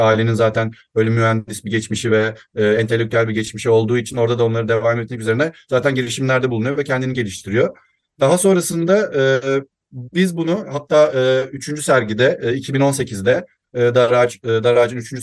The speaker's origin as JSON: {"language": "Turkish", "region": "İzmir", "country": "Turkey", "tie": "born or raised there", "said": "1990 İzmir doğumluyum"}